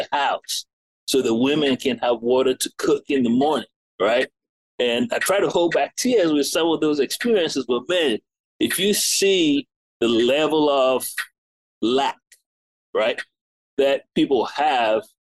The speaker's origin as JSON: {"language": "English", "country": "United States", "tie": "born or raised there", "also_born_or_lived": "England / Ghana / Beaufort, South Carolina", "lives_now": "Columbia, United States", "said": "I'm English born, American raised, but I, you know, mainly have African parents"}